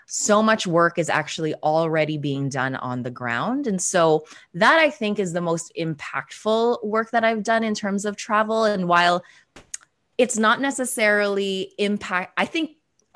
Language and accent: English; Toronto, Ontario, Canada; also born or lived in Philippines; I am Filipina Canadian. I was born in the Philippines and moved to Toronto, Canada when I was 4 years old